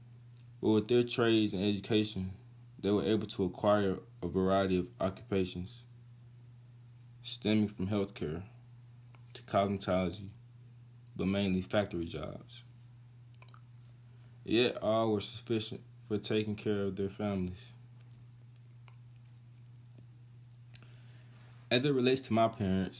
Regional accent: Carroll County, Georgia, United States; Carroll County, which is my hometown

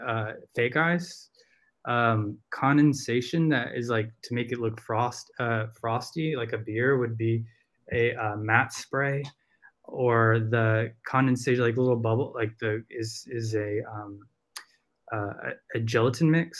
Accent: the South, United States; accent: Southern country; if I'm around a bunch of, you know, Southerners, I will start with my country accent

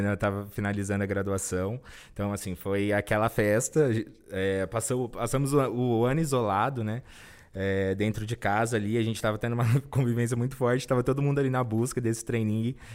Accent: Cajobi, São Paulo, Brazil; also born or lived in Presidente Prudente; now in São Paulo, Brazil; Eu sou natural do interior do estado de São Paulo. Minha cidade chama Cajobi

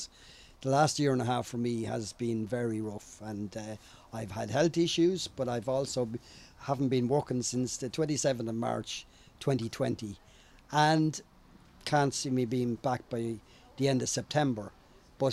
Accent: Portlaoise, Leinster, Ireland; I'm from Portlaoise

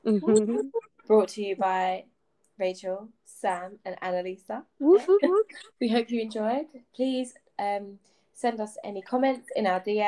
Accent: United Kingdom; we're from like near London

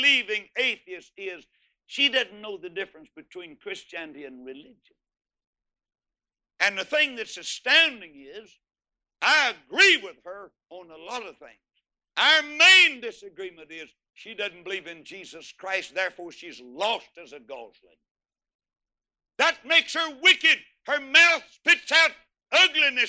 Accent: Texas, United States; I'm from Texas

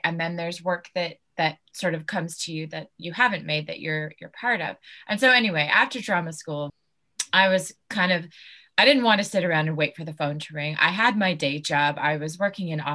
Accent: California, United States; moved away as an adult; now in United Kingdom; I grew up in California and spent most, if not all my life there

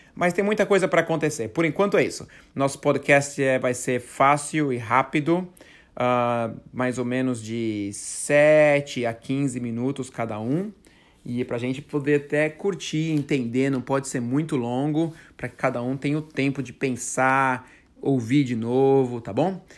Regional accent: Brazil; now in United States; tava eu, ele e um outro brasileiro aqui nos Estados Unidos

